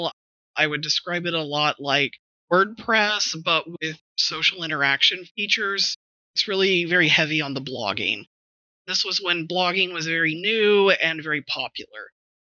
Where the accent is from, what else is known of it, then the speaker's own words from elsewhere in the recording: West Texas, United States; moved away; also born or lived in Houston; I'm from West Texas originally